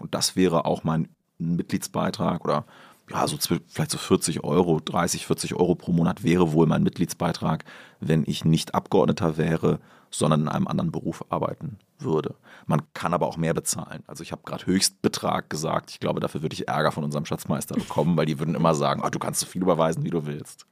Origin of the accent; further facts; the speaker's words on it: Göttingen district, Lower Saxony, Germany; im Landkreis Göttingen, wo ich herkomme